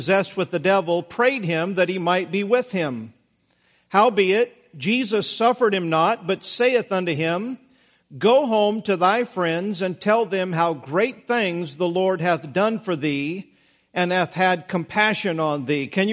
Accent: Idaho, United States; Now, I grew up in Idaho.

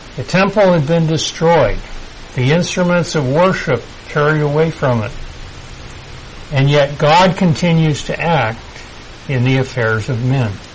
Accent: United States; I'm still American

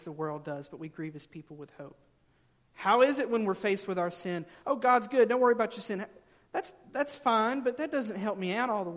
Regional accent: the South, United States; growing up in the South

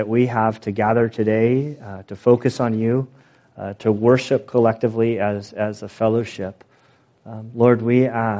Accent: United States; as American Christians.

